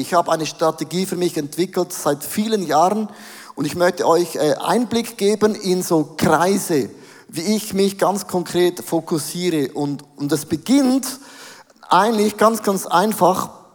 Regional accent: Switzerland; als Schweizer

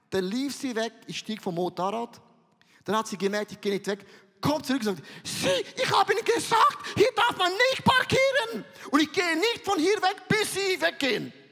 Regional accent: Switzerland; ich bin Vulkan, ich bin ein Schweizer, ich bin mega emotionell.

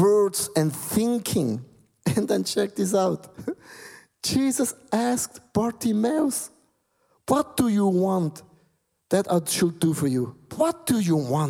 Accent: Switzerland; English is a second language; My English is, you can hear, I'm from Switzerland.

